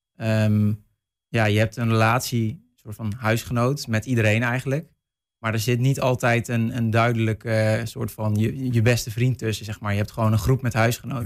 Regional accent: North Brabant, Netherlands; moved away

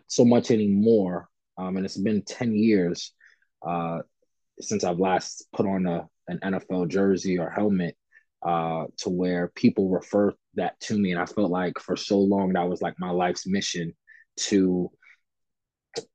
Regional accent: New York City, New York, United States; growing up in Fort Greene, Brooklyn

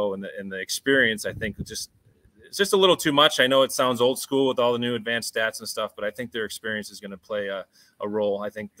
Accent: Buffalo, New York, United States; I grew up in Buffalo

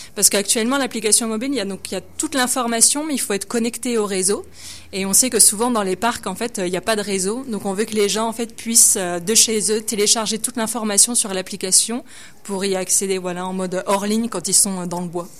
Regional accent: countryside in eastern France, near Dijon, Bourgogne-Franche-Comté, France; moved away as an adult; now in Quebec, Canada; je viens de, euh, la pleine campagne, en fait, dans l'est de la France, vers Dijon

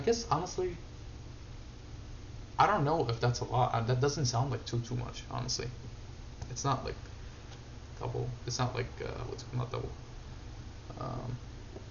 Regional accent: Syria; moved away; I grew up in Syria

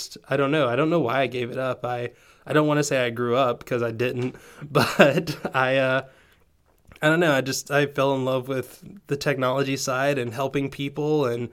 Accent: Georgia, United States; also born or lived in Tennessee; I grew up in the in the South, in Georgia, actually Tennessee/Georgia.

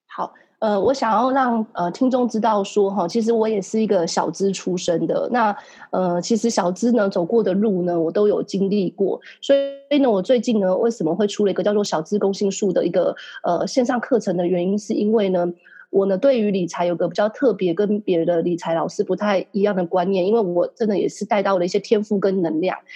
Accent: Taiwan; 我们台湾人或是亚洲人都有个习惯

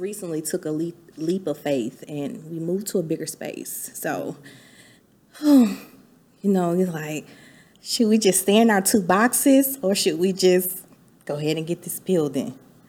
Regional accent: Atlanta, Georgia, United States; moved away as an adult; now in Texas, United States; I knew I wasn't going to be in Georgia. I'm from Atlanta.

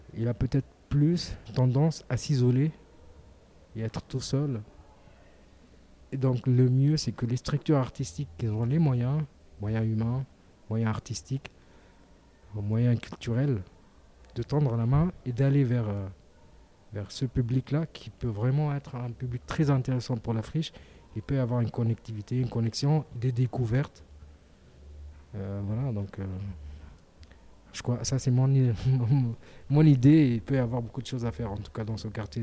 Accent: Tunisia; now in Marseille, France; je suis originaire de la Tunisie

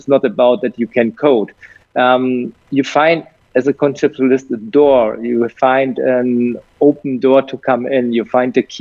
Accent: Germany; I'm from Europe

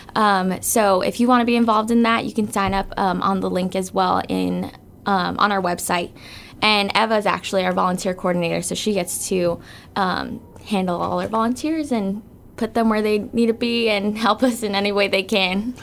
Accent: Guam; I was born and raised here on Guam

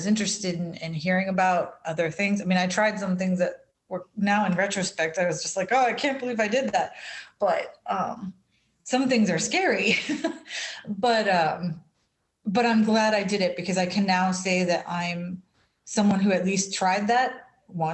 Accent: United States; being an American and living in this country

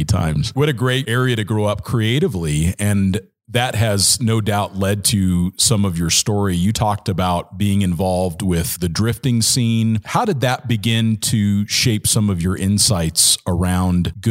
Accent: Southern California, United States; I grew up in Southern California

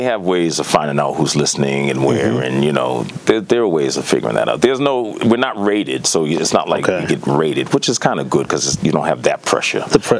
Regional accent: Boston, Massachusetts, United States; moved away as an adult; now in New York City, United States; I'm from Mission Hill Extension.

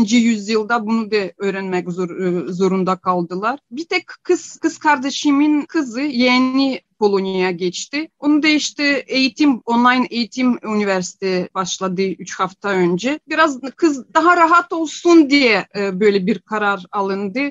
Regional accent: Ukraine; born or raised there; first language Ukrainian; Turkish is a second language; moved away as an adult; now in Turkey

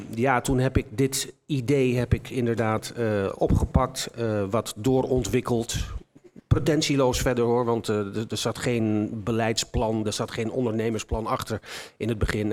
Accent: Enschede, Overijssel, Netherlands; Ik kom uit Enschede. Ik ben altijd een trots in Enschede gebleven.

